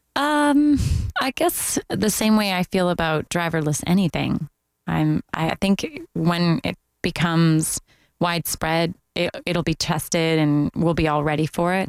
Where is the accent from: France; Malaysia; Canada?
Canada; moved away as an adult; also born or lived in Toronto; now in Orlando, United States; being Canadian